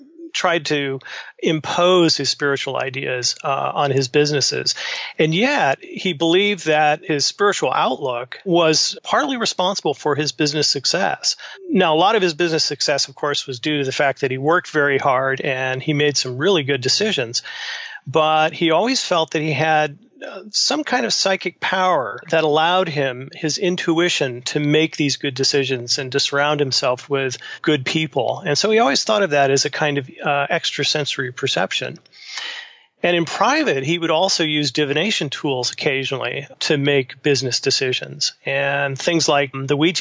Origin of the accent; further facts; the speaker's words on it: California, United States; moved away as an adult; now in Midwest, United States; I was born and raised in California